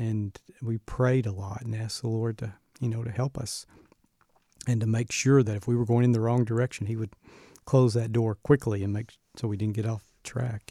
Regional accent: Birmingham, Alabama, United States; moved away; I grew up in a Southern Baptist home, and so I'm originally from Birmingham, Alabama

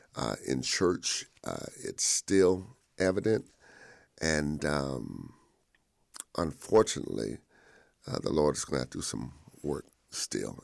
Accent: Modesto, California, United States; moved away as an adult; also born or lived in Selma, Alabama; I was born and raised in Modesto, California

